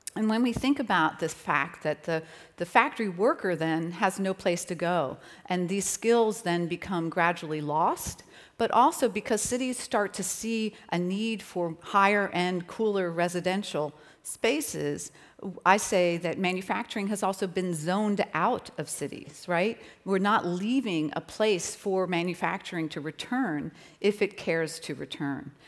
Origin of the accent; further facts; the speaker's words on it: Philadelphia, Pennsylvania, United States; in Philadelphia, my hometown